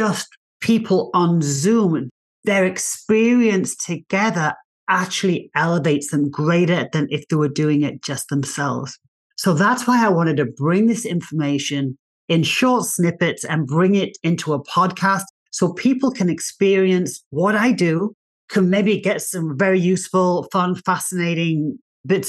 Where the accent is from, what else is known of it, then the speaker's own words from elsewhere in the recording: England, United Kingdom; accent: English; moved away as an adult; also born or lived in Australia; now in United States; So I'm English. You might be able to tell by my accent. I'm English.